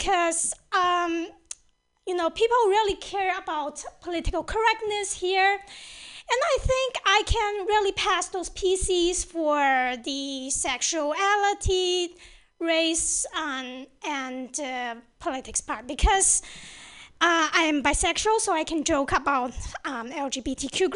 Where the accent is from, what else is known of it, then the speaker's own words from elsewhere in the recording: China; moved away; I grew up in China